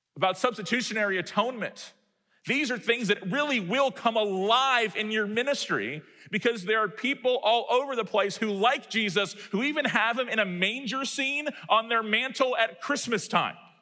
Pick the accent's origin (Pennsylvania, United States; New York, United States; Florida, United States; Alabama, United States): Florida, United States; Tallahassee; my hometown that's close to Georgia